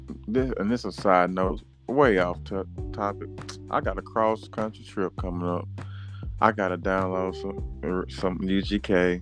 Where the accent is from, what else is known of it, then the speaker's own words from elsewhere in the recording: the South, United States; I'm from the South.